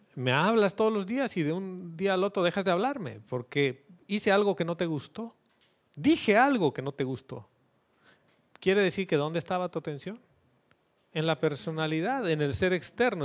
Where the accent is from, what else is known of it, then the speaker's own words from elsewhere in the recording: Bolivia; moved away as an adult; yo cuando salí de Bolivia hace 11 años pensé que iba a volver en uno y llevo 11 fuera